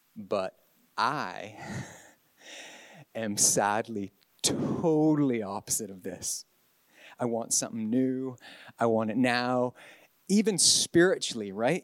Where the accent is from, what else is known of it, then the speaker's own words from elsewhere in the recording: Canada; moved away as an adult; also born or lived in Northern Ireland; now in Ballynahinch, United Kingdom; I'm from God's other country, Canada. But I've been in I've been on this side of the Atlantic and mostly in the north of Ireland since 2000 for 23 years